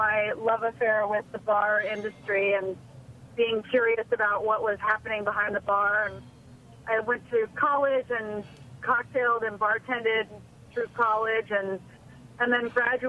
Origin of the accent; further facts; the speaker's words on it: Hawaii, United States; moved away as an adult; also born or lived in San Francisco; now in New York, United States; I grew up in Hawaii